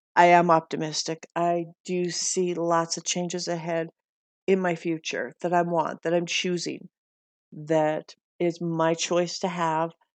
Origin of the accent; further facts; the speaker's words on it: Montana, United States; when I was growing up in Montana